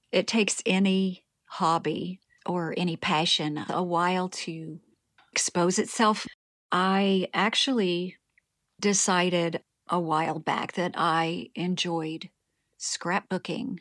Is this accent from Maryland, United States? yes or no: no; Springfield, Ohio, United States; moved away as an adult; also born or lived in Texas; now in Rotorua, New Zealand; I was born in Springfield, Ohio, in the United States of America, which is where I was raised